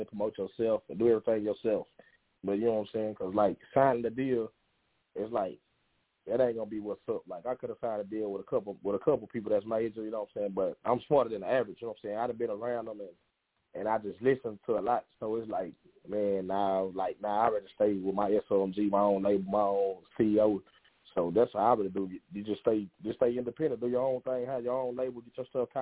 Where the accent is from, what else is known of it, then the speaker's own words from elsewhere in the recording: Texas, United States; I came from Texas